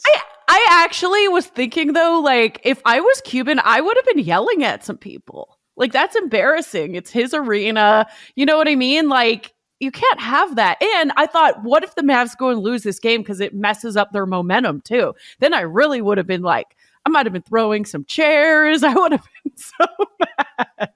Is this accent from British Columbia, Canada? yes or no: yes; Vancouver, British Columbia, Canada; moved away; also born or lived in Toronto; I'm from Vancouver and I lived in Toronto